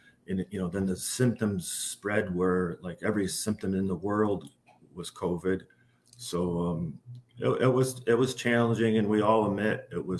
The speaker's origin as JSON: {"language": "English", "town": "Glens Falls", "region": "New York", "country": "United States", "also_born_or_lived": "Albany, New York", "moved": "as an adult", "lives_now": "Baldwinsville, United States", "said": "I'm originally from the Glens Falls area"}